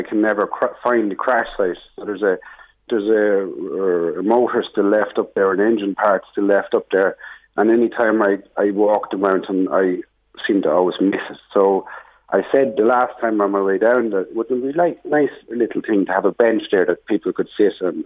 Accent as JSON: {"language": "English", "town": "Bettystown", "region": "County Meath", "country": "Ireland", "said": "I'm originally from Bettystown"}